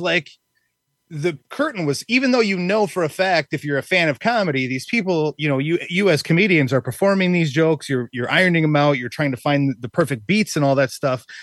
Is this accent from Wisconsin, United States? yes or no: yes; Wisconsin, United States; I'm actually from Wisconsin.